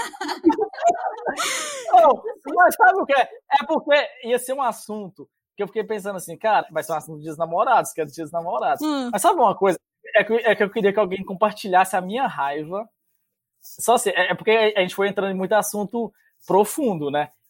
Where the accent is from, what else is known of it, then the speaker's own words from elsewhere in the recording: interior of Minas Gerais, Brazil; now in Canada; eu sou do interior de Minas